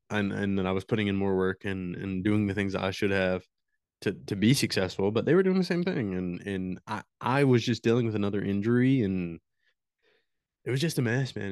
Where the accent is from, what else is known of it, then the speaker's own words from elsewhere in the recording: Morehead, Kentucky, United States; Right here in good old Moorhead